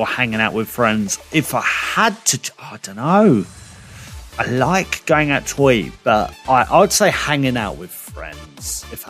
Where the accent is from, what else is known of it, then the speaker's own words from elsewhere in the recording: United Kingdom; We're British.